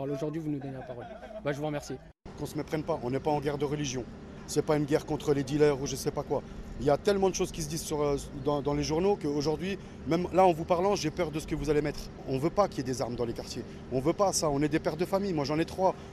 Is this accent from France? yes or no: yes; France; On est français, on est tous français. Nos parents, ils nous ont appris à aimer la France.